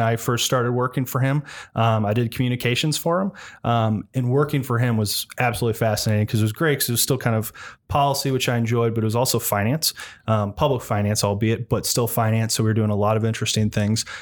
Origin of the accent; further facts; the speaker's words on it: Ohio, United States; moved away as an adult; also born or lived in Washington, D.C.; I grew up in Ohio